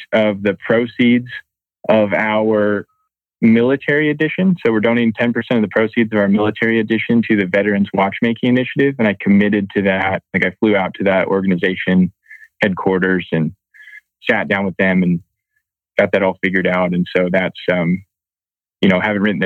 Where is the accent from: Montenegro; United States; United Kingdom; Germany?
United States; Reading, Pennsylvania; now in Fort Collins, United States; I grew up in Reading, Pennsylvania